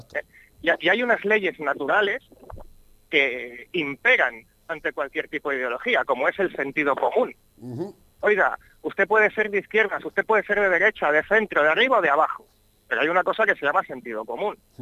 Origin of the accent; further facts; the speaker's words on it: Barcelona, Catalonia, Spain; yo he nacido también aquí en Cataluña, en Barcelona